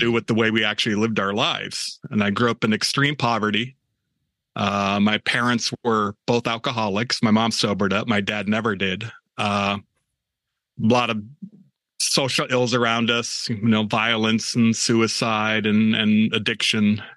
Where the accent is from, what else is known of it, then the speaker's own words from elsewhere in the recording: Eastern Washington State, United States; moved away; once I started leaving the confines of Eastern Washington State